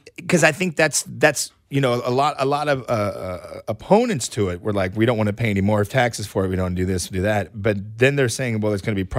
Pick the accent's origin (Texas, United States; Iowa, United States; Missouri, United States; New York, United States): Missouri, United States; Kansas City; And I know that being here and growing up in Kansas City